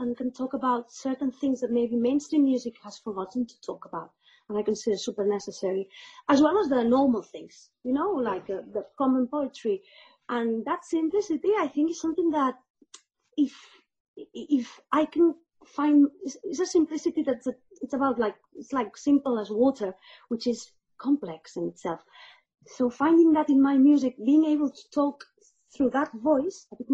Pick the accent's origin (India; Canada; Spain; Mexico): Spain; I'm from Spain